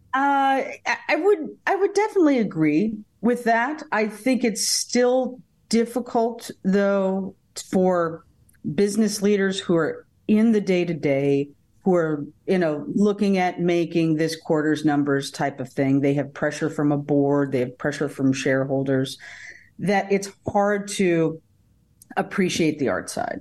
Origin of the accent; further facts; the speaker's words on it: Davenport, Iowa, United States; also born or lived in Tucson, Arizona; I was born in Tucson, Arizona, uh, but I got shipped here to Davenport, Iowa, uh, shortly thereafter